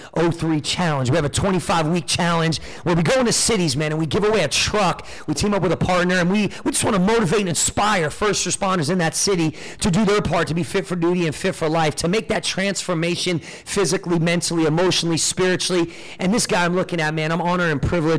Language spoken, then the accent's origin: English; New Jersey, United States; I'm born and raised in Jersey